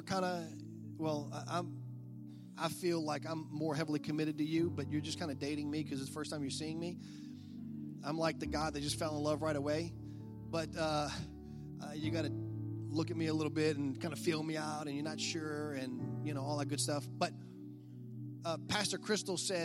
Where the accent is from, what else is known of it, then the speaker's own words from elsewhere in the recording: South Louisiana, United States; I'm from South Louisiana